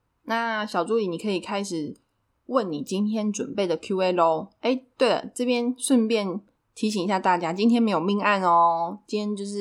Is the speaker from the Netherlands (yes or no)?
no; Taichung, Taiwan; now in Taipei, Taiwan; 然后就是因为我来台北，就是我是台中人嘛，我来台北大概也五六年有了吧。